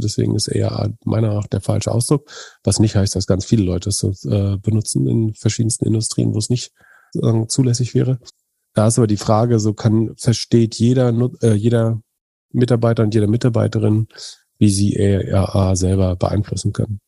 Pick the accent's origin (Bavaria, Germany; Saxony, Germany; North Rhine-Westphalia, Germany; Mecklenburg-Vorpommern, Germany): Mecklenburg-Vorpommern, Germany; Greifswald; In meiner Heimatstadt Greifswald